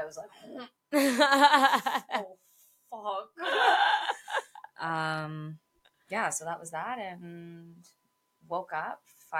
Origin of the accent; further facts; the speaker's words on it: Toronto, Ontario, Canada; I'm from Toronto, but bitch, I'm here in the flesh.